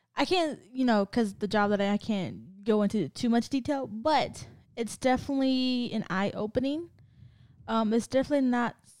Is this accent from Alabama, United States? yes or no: no; California, United States; moved away; I'm from Cali